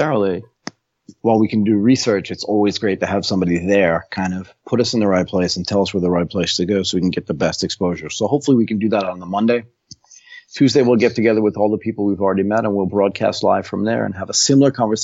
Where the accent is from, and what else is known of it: United States; moved away as an adult; also born or lived in Tokyo, Japan; now in Bangkok, Thailand